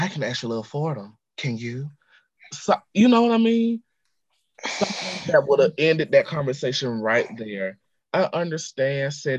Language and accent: English; the South, United States; Maybe because I'm from the South